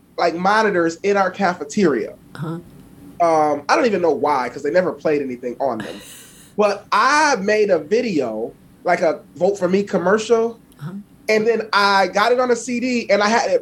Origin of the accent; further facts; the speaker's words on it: Buffalo, New York, United States; I'm from Buffalo, New York. I grew up on the east side of Buffalo